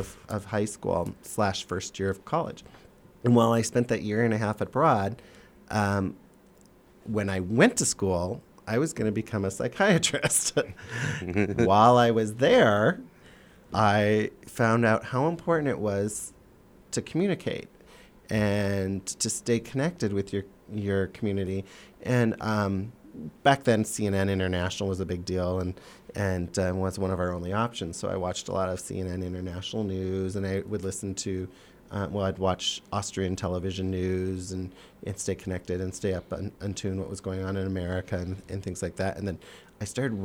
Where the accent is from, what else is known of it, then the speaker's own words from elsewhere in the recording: Minnesota, United States; moved away; I grew up in Minnesota